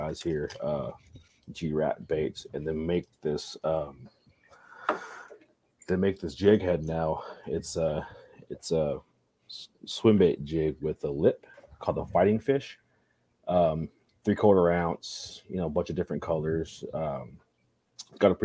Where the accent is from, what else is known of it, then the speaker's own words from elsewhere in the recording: Texas, United States; I grew up in Texas